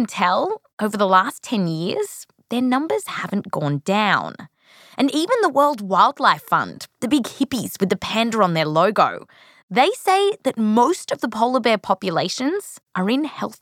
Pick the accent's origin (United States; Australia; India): Australia; I come from Australia